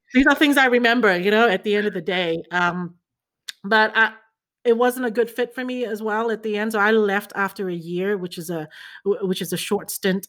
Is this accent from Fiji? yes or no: yes; Fiji; moved away as an adult; also born or lived in China / New Zealand; I was born in China, grew up in Fiji.